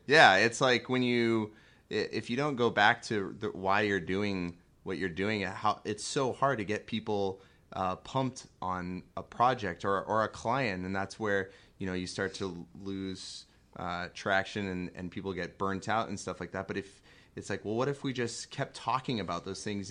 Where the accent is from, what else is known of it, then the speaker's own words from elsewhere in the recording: California, United States; moved away; also born or lived in San Diego / Chicago; growing up in California and living in San Diego and living in Chicago